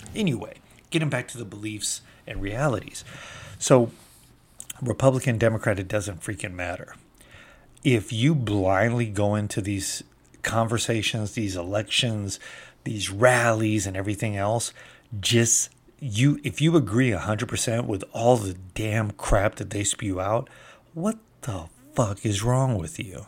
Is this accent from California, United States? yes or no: yes; California, United States; moved away; I'm from California originally